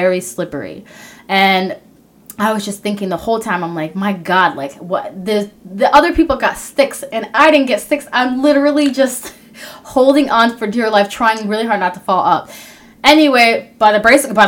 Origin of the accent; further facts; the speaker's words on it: Minnesota, United States; I'm from Minnesota.